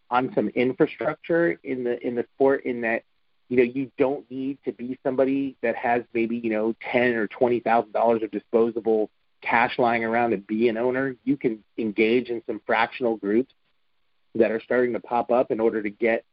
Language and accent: English; New Jersey, United States; when I was a kid, I grew up in New Jersey